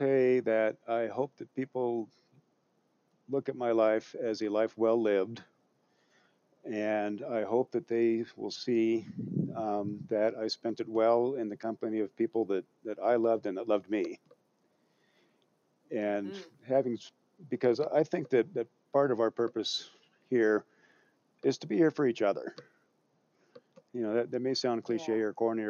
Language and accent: English; Western Washington, United States; moved away; I spent part of my childhood growing up in Western Washington